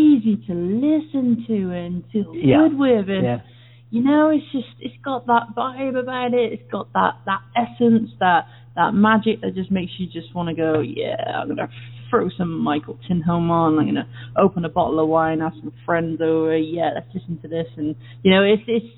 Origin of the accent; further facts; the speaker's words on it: Cheltenham, South West England, United Kingdom; I come from a place, a town called Cheltenham, which is in Gloucestershire